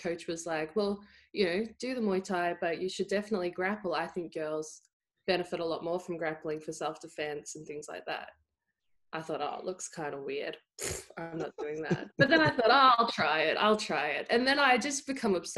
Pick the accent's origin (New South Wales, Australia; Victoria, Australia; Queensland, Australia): Victoria, Australia; country; I grew up playing the thing in country Victoria is everyone either plays Australian rules football or netball.